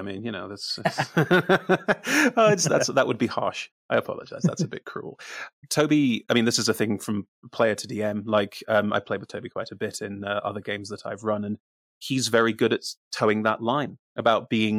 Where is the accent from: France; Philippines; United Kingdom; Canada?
United Kingdom; I am the Brit. I am the resident Brit.